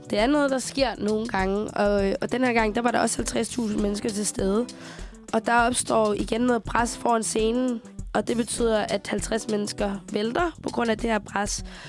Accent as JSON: {"language": "Danish", "country": "Chile", "moved": "yes", "lives_now": "Denmark", "said": "jeg kommer jo fra Chile, og vi en gang imellem, så skal vi besøge min familie i Chile"}